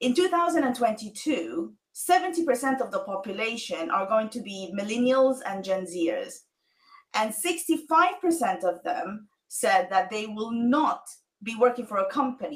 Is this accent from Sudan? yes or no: yes; Sudan; moved away; I am originally from Sudan